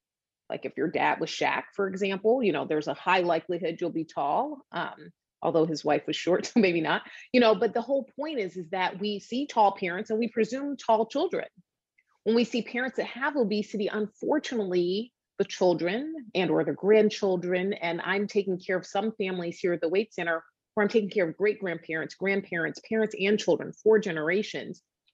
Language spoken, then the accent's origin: English; Atlanta, Georgia, United States; now in Boston, United States; I did my residency training in South Carolina. I'm in Boston now. I'm from Atlanta.